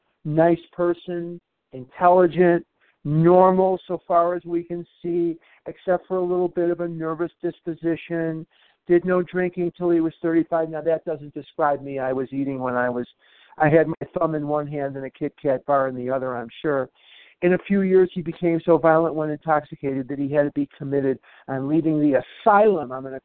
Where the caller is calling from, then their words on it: Albuquerque, New Mexico, United States; I'm a recovered compulsive overeater, and I'm calling from Albuquerque, New Mexico this morning.